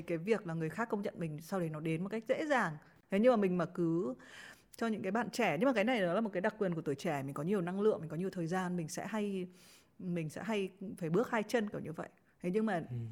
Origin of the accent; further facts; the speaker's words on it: Haiphong, Vietnam; moved away; chị là đến từ hải phòng